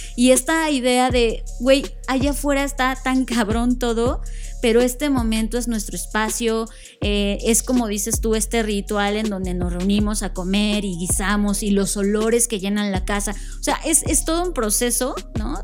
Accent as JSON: {"language": "Spanish", "country": "Mexico", "said": "Como mexicanos"}